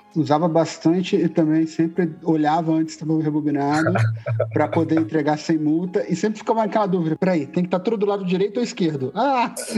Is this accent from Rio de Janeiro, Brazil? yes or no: yes; Resende, Rio de Janeiro, Brazil; also born or lived in Juiz de Fora; now in Natal, Brazil; eu nasci e cresci na cidade de Resende, que é no interior do Rio de Janeiro